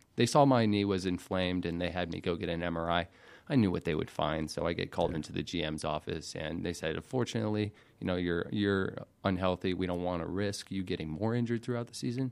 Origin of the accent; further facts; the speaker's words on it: Alpharetta, Georgia, United States; also born or lived in Macon, Georgia; born and raised in Alpharetta, Georgia